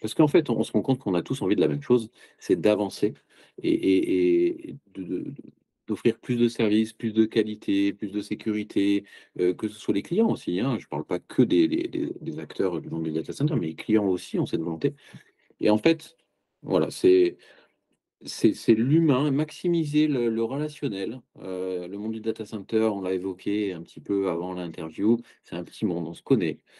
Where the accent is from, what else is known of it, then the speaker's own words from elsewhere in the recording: Marseille, Provence-Alpes-Côte d'Azur, France; je suis Marseillais d'origine, je, connais bien, c'est ma ville de cœur, j'ai vécu toujours dans le sud de la France